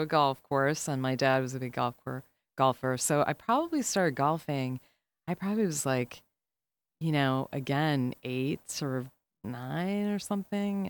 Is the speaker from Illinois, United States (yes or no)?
yes; Chicago, Illinois, United States; I'm from the South Side